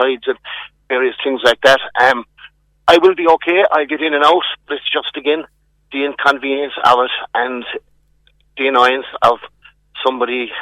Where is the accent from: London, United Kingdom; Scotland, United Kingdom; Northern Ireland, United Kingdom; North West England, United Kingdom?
Northern Ireland, United Kingdom; Ballymena; I'm originally from Ballymena